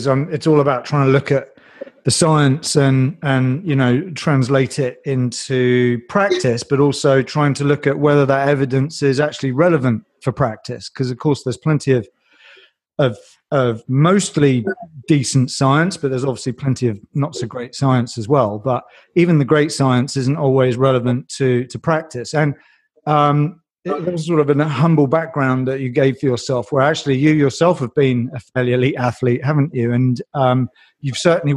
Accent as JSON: {"language": "English", "country": "United Kingdom", "said": "we're British"}